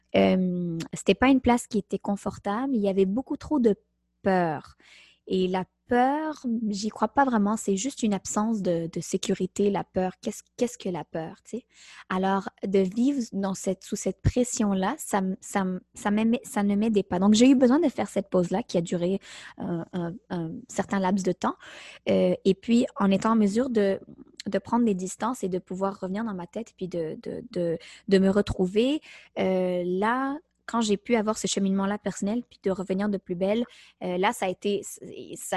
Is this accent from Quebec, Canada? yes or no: yes; Montreal, Quebec, Canada; je suis née à Montréal de deux parents d'origine marocaine